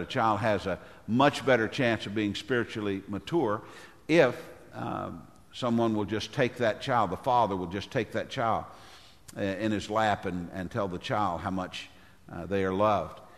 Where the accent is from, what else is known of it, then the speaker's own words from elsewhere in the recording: Tennessee, United States; my home state of Tennessee